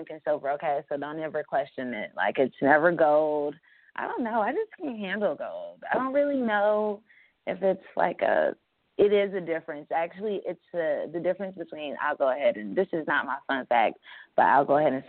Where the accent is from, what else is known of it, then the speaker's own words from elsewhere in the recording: Fayetteville, North Carolina, United States; moved away; I am recording live from Fayetteville, North Carolina. It feels good to be home. This is where I'm from